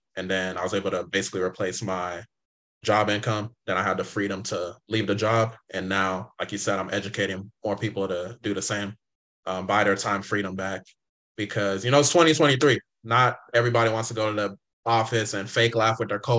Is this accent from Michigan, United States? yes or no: no; California, United States; also born or lived in Inglewood, California / San Diego, California; I grew up in California. I was born in Inglewood, California.